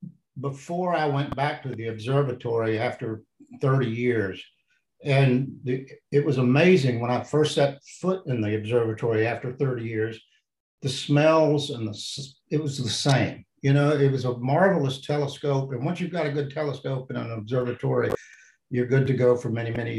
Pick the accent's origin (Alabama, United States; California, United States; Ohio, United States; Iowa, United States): Alabama, United States; Huntsville; I grew up in Huntsville. I grew up in North Alabama